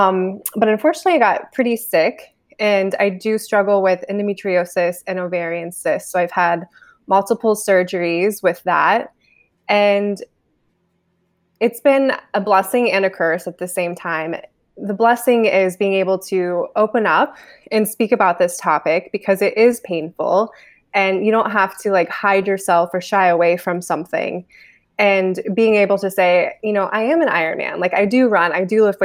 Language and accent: English; Ohio, United States; now in Los Angeles, United States; I'm originally from Ohio, but from a very, very small town